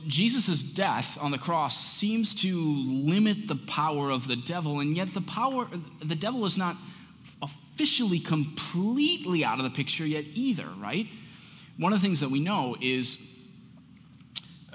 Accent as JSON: {"language": "English", "country": "United States", "said": "as modern American Christians"}